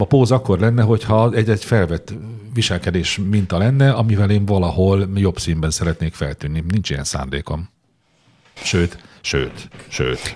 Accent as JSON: {"language": "Hungarian", "country": "Hungary", "tie": "born or raised there", "said": "hogy magyar vagyok, ide születtem"}